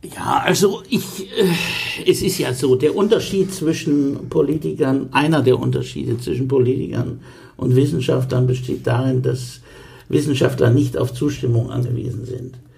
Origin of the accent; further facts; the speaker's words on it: Coburg, Bavaria, Germany; moved away as an adult; also born or lived in Hannover; now in Bremen, Germany; In meinem Ausweis steht Geburtsort Hannover, aber ich bin aufgewachsen in Coburg, in Oberfranken.